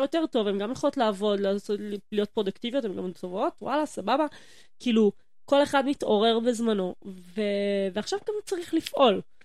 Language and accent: Hebrew; Yehud, Central District, Israel; moved away as an adult; also born or lived in Jerusalem; ואני כולה ביהוד